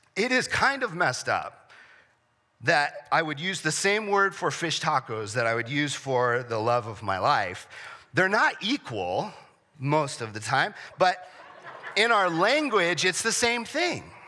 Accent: San Diego, California, United States; I grew up in San Diego

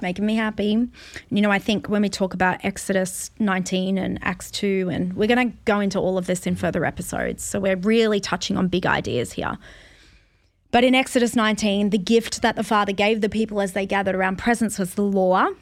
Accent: Australia; as an Australian

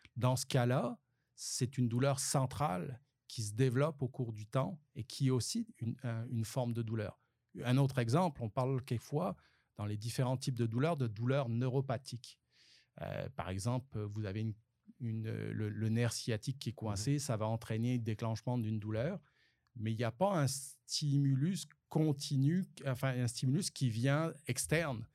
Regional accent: France; accent: French; moved away as an adult; now in Sherbrooke, Canada; j'ai encore un accent français

